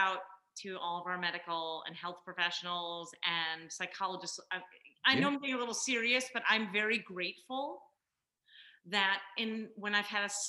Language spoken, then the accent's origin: English; Buffalo, New York, United States; I love my home city